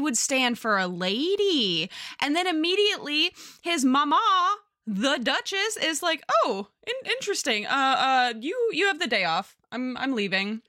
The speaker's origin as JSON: {"language": "English", "region": "Southern California", "country": "United States", "tie": "born or raised there", "said": "I grew up in Southern California."}